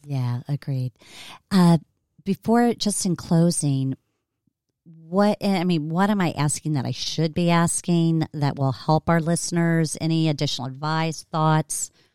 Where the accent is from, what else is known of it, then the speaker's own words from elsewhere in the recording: Cincinnati, Ohio, United States; my hometown, Cincinnati, Ohio